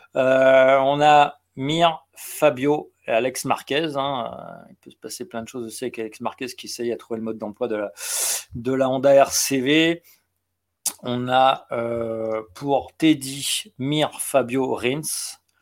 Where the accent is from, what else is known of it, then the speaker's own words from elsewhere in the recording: Le Mans, Pays de la Loire, France; je suis du Mans